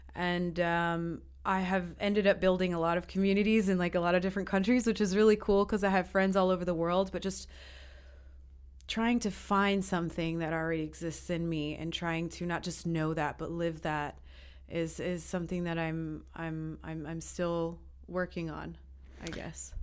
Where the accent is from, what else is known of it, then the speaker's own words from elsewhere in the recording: New York, United States; moved away as an adult; also born or lived in Peru; now in Estonia; I'm from the States. Um, I grew up in New York mostly, but I've lived in five countries, including Estonia